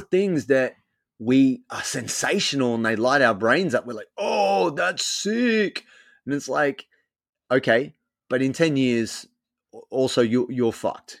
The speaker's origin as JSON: {"language": "English", "town": "Sydney", "region": "New South Wales", "country": "Australia", "tie": "born or raised there", "moved": "as an adult", "lives_now": "Melbourne, Australia", "said": "I'm from Sydney originally. I grew up in Sydney"}